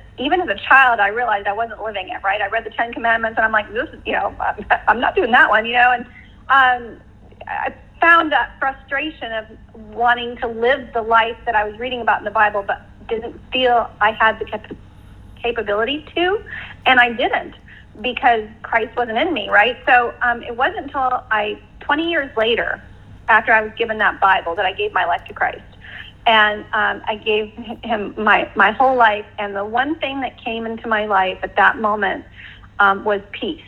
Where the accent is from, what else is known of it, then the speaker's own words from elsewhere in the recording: United States; I'm from America